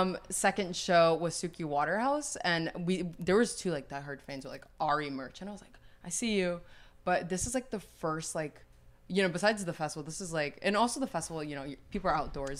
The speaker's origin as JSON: {"language": "English", "town": "New York City", "region": "New York", "country": "United States", "tie": "born or raised there", "said": "growing up in New York City"}